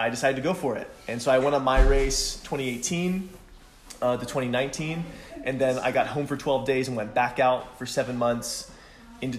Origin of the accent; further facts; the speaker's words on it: Pittsburgh, Pennsylvania, United States; I'm from Pittsburgh, Pennsylvania